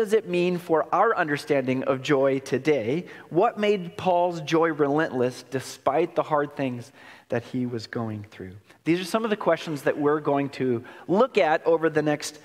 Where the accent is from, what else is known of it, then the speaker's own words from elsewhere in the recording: Oregon, United States; moved away; I'm born and raised in Oregon, and Oregon holds my heart